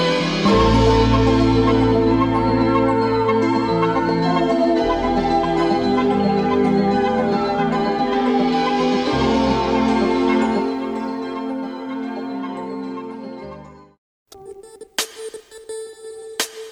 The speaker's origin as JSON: {"language": "English", "town": "Montreal", "region": "Quebec", "country": "Canada", "moved": "yes", "said": "I'm from Montreal originally"}